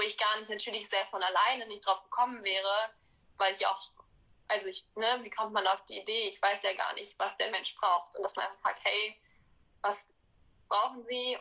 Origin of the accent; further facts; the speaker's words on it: Cologne, North Rhine-Westphalia, Germany; Also ich bin in Köln geboren und wohne auch immer noch hier.